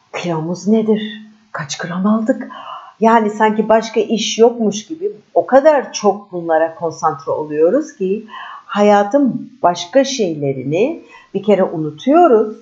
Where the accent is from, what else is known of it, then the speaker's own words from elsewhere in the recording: Istanbul, Turkey; İstanbulluyum. Türkiye doğumluyum.